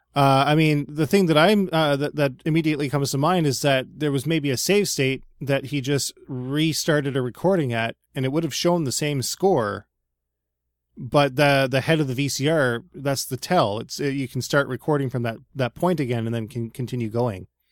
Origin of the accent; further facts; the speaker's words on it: Nova Scotia, Canada; We live in, like, suburban Nova Scotia